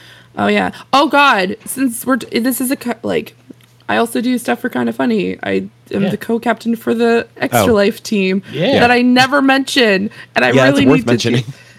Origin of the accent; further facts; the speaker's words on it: Halifax, Nova Scotia, Canada; I am from Halifax, Nova Scotia. And for any of you who think, oh, she must live, like, right beside the North Pole, the answer is no. I'm probably in one of the most southern places in Canada.